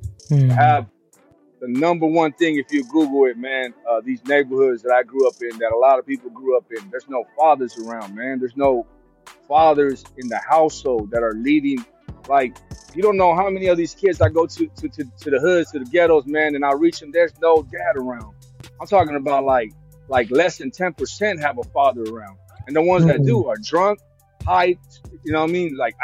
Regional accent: West Coast, United States; I'm from the West Coast

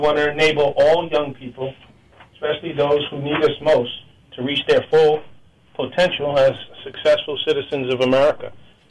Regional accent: New York, United States; in my lifetime growing up in New York, after school was the most dangerous time for young people

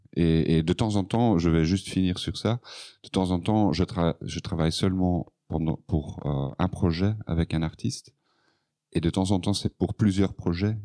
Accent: Flanders, Belgium; French is a second language; Donc, je suis flamand, donc mon français n'est pas parfait

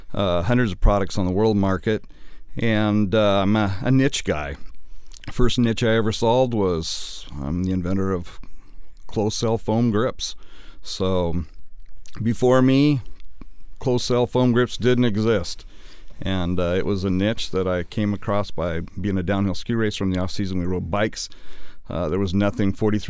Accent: Pasco, Washington, United States; also born or lived in Walla Walla, Washington; I was raised in Pasco, Washington. I moved to Walla Walla my junior high school and put in 38 years in Walla Walla.

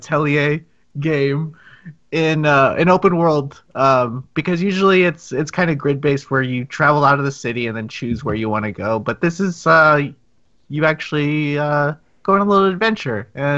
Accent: California, United States; I'm Californian

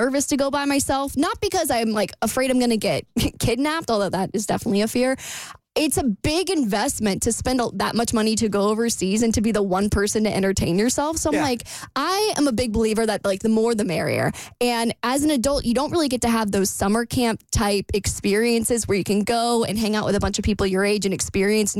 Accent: United States; because I'm American

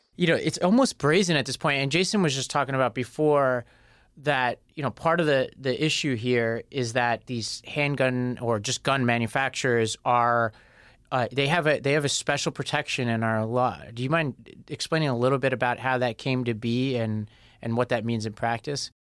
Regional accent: New York, United States; I'm a New Yorker

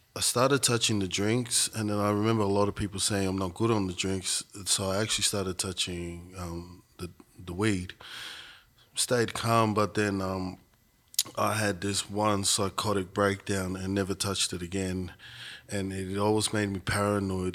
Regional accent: Shepparton, Victoria, Australia; also born or lived in Melbourne; I grew up in Shepparton

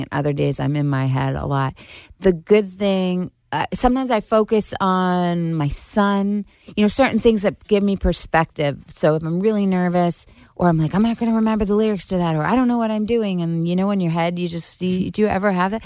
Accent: Syosset, New York, United States; accent: Long Island; I grew up in Syosset, Long uh, Island

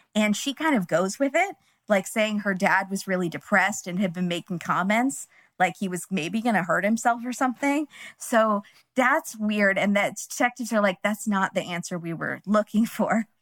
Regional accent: California, United States; we're from California

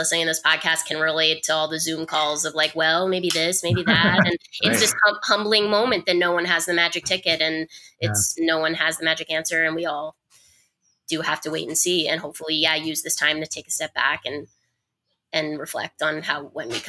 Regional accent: rural Vermont, United States; When I was 15 living in rural Vermont

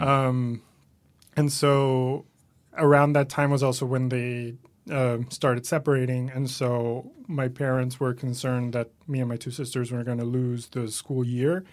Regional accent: Caracas, Capital District, Venezuela; moved away as an adult; now in New York, United States; I'm from Venezuela, originally born and raised there

